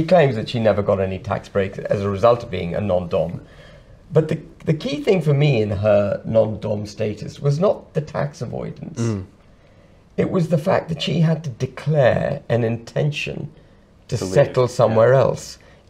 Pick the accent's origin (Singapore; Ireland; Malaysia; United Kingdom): United Kingdom; But I am British.